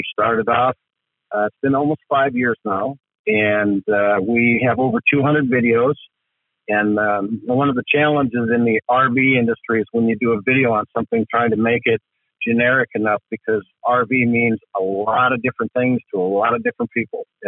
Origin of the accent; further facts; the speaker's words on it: Midwest, United States; I grew up in the Midwest